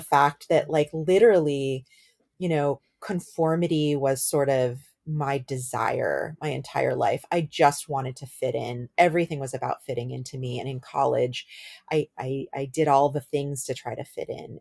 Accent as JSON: {"language": "English", "area": "Bay Area", "region": "California", "country": "United States", "tie": "born or raised there", "said": "I grew up in the Bay Area. I moved to the Bay Area when I was eight years old"}